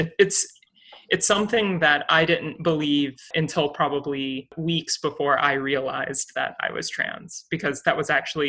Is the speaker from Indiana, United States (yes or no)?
no; South Carolina, United States; moved away as an adult; I was born and raised in South Carolina, and I went to undergrad in South Carolina.